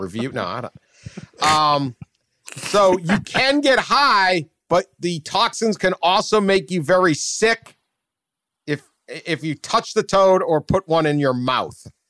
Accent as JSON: {"language": "English", "town": "Boston", "region": "Massachusetts", "country": "United States", "tie": "born or raised there", "said": "growing up in Boston"}